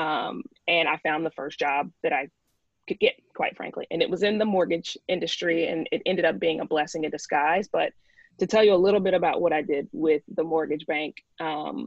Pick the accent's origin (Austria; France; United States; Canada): United States; Tuscaloosa, Alabama; now in New York, United States; I am from Tuscaloosa